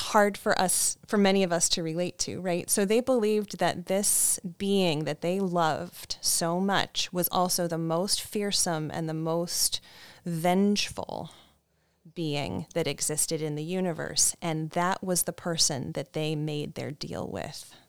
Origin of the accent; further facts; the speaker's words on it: east of Cleveland, Ohio, United States; now in Massachusetts, United States; I grew up just east of Cleveland.